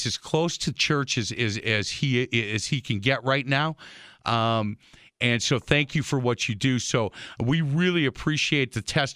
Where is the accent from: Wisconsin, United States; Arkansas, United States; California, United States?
Wisconsin, United States; Milwaukee; I born and raised in Milwaukee. I love Milwaukee, and I love calling Milwaukee my home